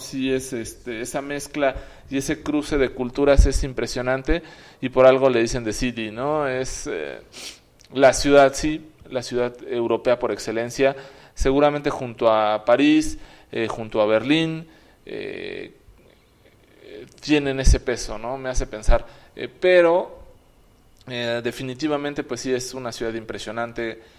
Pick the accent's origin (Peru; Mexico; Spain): Mexico; cuando les decíamos que éramos mexicanos